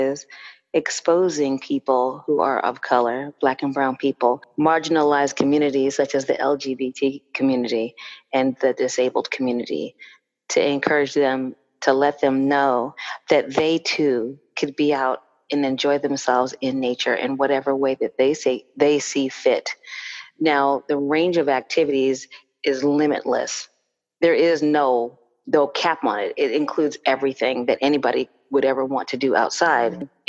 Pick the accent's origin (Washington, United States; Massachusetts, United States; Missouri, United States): Massachusetts, United States; Cape Cod; I grew up in Cape Cod, Massachusetts